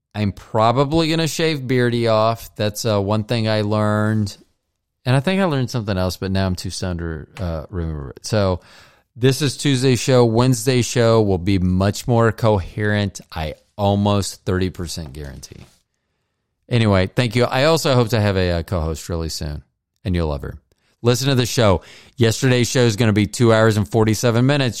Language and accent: English; Florida, United States; growing up in Florida